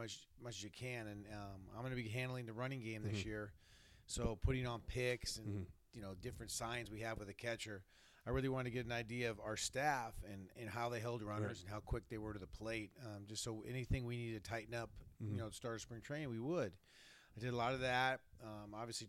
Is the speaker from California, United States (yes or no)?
yes; California, United States; I grew up in California